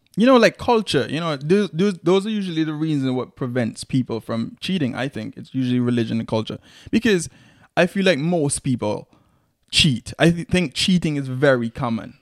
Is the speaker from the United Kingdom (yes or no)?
no; Antigua & Barbuda